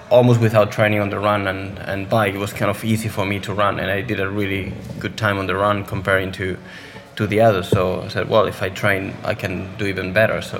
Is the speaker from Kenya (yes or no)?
no; Spain; English is a second language; I started playing football like most of the kids in Spain. Um, then I joined the swim club of my hometown